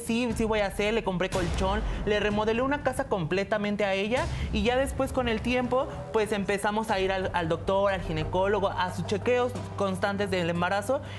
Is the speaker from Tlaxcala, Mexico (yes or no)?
yes; Tlaxcala, Mexico; moved away as an adult; now in Mexico City, Mexico; Yo me vine de Tlaxcala porque mi abuelo siempre me discriminó de alguna u otra manera